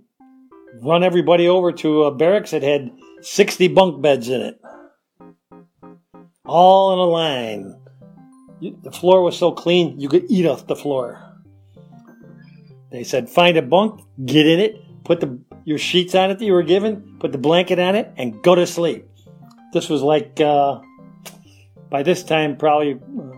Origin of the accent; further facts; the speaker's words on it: Rochester, New York, United States; I'm from Rochester, New York.